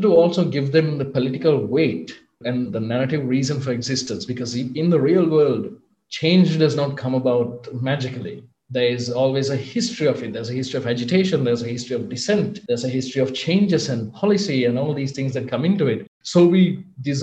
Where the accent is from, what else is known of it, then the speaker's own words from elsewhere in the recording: Sri Lanka; I'm from Sri Lanka